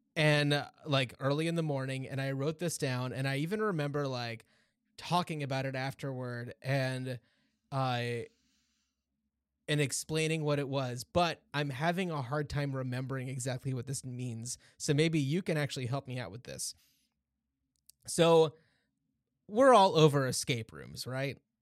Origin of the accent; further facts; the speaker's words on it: United States; moved away; I grew up just outside of New York